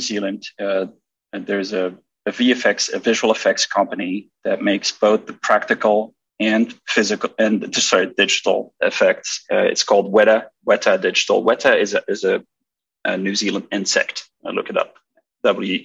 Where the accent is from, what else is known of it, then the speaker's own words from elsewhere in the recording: Belgium; I'm from Belgium